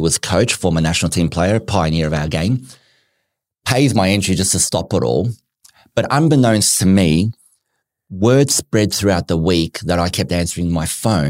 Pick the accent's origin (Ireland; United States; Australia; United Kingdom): Australia; Melbourne, Victoria; also born or lived in Newcastle, Australia; We grew up in Melbourne.